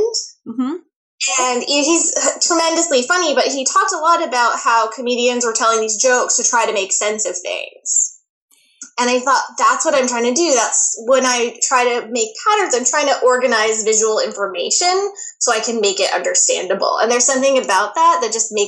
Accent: United States; moved away as an adult; now in Toronto, Canada; I'm actually originally from the States

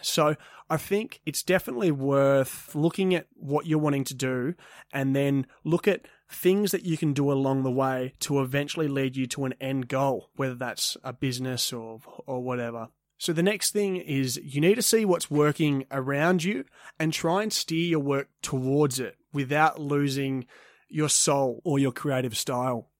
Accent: Perth, Western Australia, Australia; I grew up in Leaderville, which is a coffee strip suburb relatively close to Perth City in Western Australia

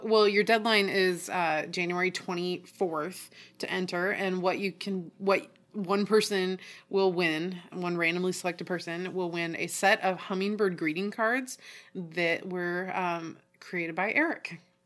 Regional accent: Oregon, United States; also born or lived in Tallahassee / Houston; we're from Oregon

